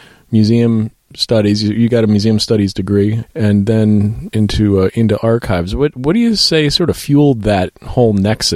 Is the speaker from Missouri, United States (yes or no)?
yes; St. Louis, Missouri, United States; moved away; I grew up in St. Louis, so I did a lot of whitewater canoeing down in the Ozarks and learned how to rock climb.